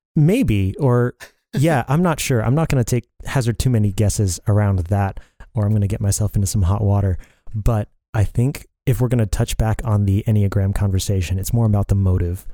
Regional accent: Dallas-Fort Worth area, Texas, United States; moved away as an adult; also born or lived in Colorado Springs, Colorado; So, I was born in Texas, in the Dallas-Fort Worth area. I lived most of my life there growing up.

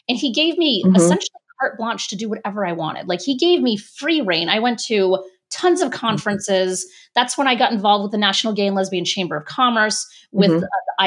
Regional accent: Rhode Island, United States; moved away as an adult; also born or lived in Boston, Massachusetts; I grew up in Rhode Island

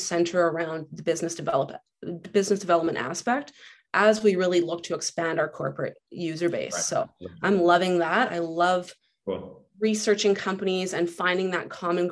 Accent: Lower Mainland, British Columbia, Canada; moved away as an adult; now in Kelowna, Canada; I grew up in the Lower Mainland

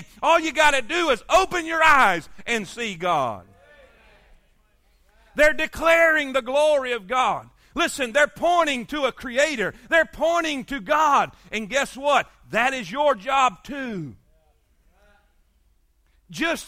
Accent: South Florida, United States; moved away; I grew up in South Florida

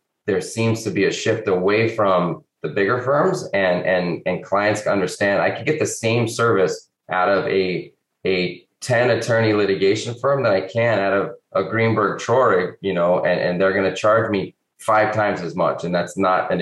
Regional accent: Albuquerque, New Mexico, United States; moved away; But look, I grew up in Albuquerque, or just outside of Albuquerque, a little suburb.

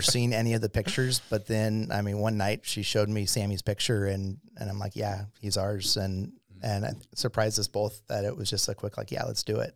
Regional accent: Irvine, California, United States; I grew up in Southern California in the, um, yeah, city of Irvine.

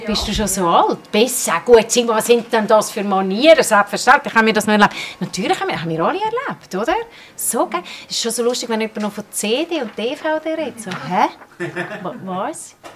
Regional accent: Bern, Switzerland; born there; Ich bin gebürtige Bernerin.

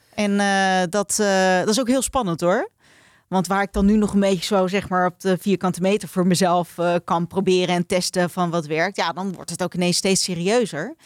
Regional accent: Netherlands; wij Nederlanders

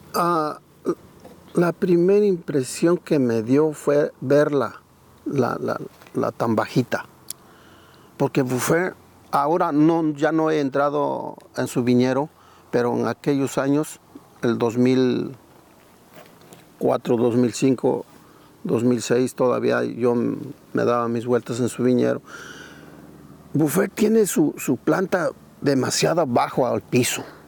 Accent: Santa María Tindú, Oaxaca, Mexico; also born or lived in Madera, California; now in Oregon, United States; soy originario del estado de Oaxaca, ¿sí? México, de un pueblito que se llama Santa María Tindú.

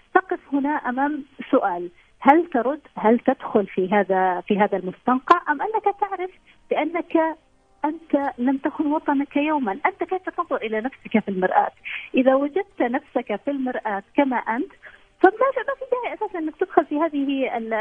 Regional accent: Saudi Arabia; عندنا في السعوديه

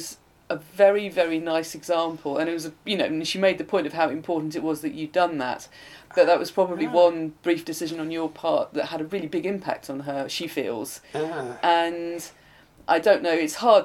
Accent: Blackburn, North West England, United Kingdom; moved away; I'm from Blackburn

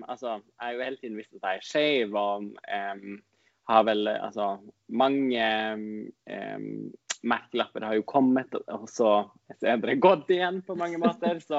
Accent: Norway; first language Northern Sami; Siden jeg er samisk og snakker jo også samisk, eh, nordsamisk i morsmålet mitt

